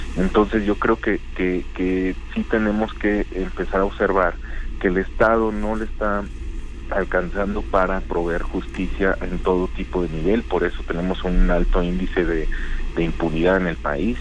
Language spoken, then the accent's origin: Spanish; Mexico; somos eh, mexicanas, mexicanos